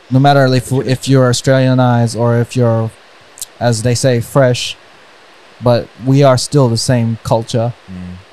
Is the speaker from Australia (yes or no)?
no; Philippines; And and as a Filipino, I want to I, I commend everyone else doing that as well. Shout outs to all the Filipinos out there.